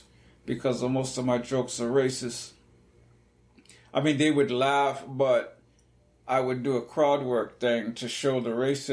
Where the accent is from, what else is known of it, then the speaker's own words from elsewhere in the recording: United States; But I'm American and I love America